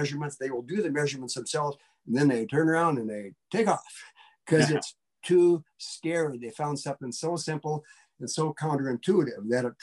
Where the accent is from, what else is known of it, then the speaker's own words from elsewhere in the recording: Butte, Montana, United States; I grew up in Montana